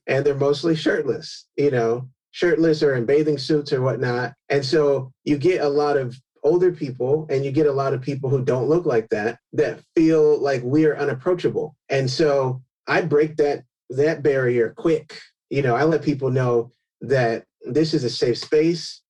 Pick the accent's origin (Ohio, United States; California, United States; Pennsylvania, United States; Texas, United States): California, United States; I grew up in California